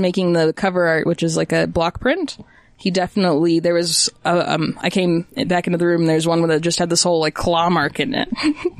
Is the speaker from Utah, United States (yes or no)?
yes; West Valley City, Utah, United States; also born or lived in Germany; I grew up in West Valley, actually. I lived right across the street from Hunter Junior High.